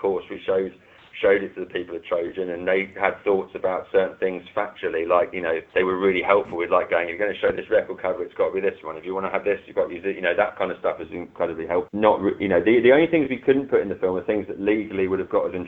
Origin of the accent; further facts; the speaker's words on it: London, United Kingdom; where I grew up in London